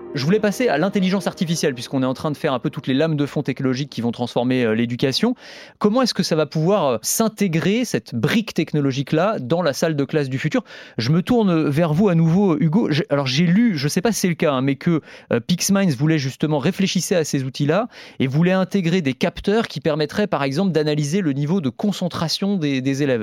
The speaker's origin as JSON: {"language": "French", "country": "France", "said": "Chez nous, en France"}